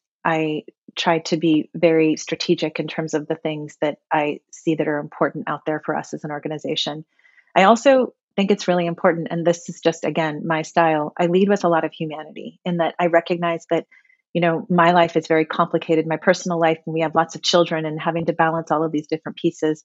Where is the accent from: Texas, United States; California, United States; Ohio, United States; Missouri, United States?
California, United States; Gilroy; I was born and raised in Gilroy, California, very small town at the time when I lived there.